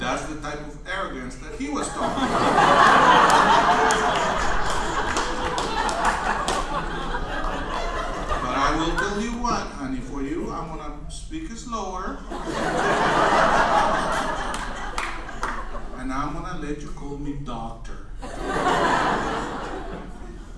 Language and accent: English; Guatemala; moved away; also born or lived in Los Angeles, United States; I was actually born and raised in Guatemala